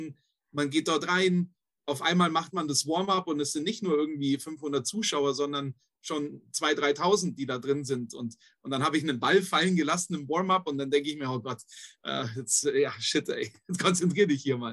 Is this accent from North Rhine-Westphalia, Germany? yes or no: no; Königsbrunn, Bavaria, Germany; also born or lived in Bobingen / Valencia; ich bin in Königsbrunn aufgewachsen, geboren in Bobingen, was einfach hm. nur eine Ortschaft nebendran ist